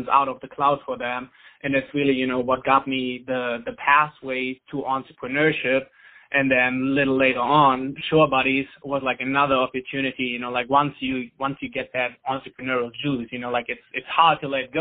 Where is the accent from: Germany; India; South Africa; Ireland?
Germany; English is a second language; moved away as an adult; now in San Diego, United States; as you probably hear from my accent, I'm originally from Germany. I moved to the States, to San Diego, California in 2011.